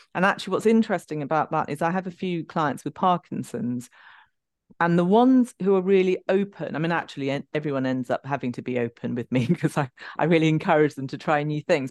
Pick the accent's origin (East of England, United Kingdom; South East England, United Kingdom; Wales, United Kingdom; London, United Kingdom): London, United Kingdom; I'm from London